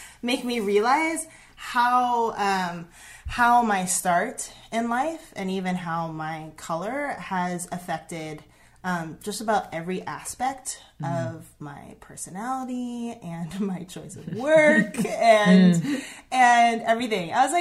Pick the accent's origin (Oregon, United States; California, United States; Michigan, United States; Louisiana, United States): Oregon, United States; Southern; I grew up here in Southern Oregon. I'm actually second generation Southern Oregonian.